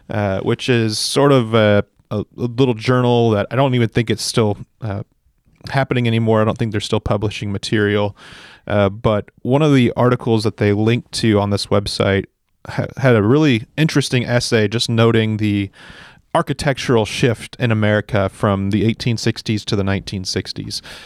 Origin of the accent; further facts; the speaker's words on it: Central Valley, California, United States; this Central Valley, I grew up here. It's my home and I, I understand it